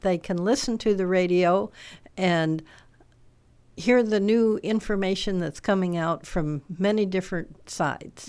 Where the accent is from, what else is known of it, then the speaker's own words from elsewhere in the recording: Cameron, Illinois, United States; also born or lived in Galesburg, Illinois / Ames, Iowa / Monmouth, Illinois; was born and raised in Warren County. Um, uh, in near Cameron and went to Galesburg to high school.